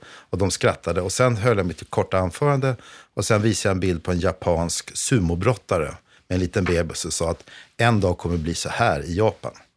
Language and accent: Swedish; Vaxholm, Stockholm County, Sweden; Jag är uppvuxen i Vaxholm.